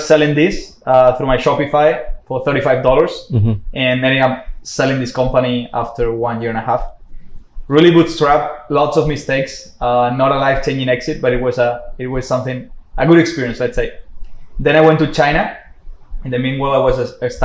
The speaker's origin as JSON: {"language": "English", "region": "south of Spain", "country": "Spain", "said": "I'm from Spain, from the south of Spain."}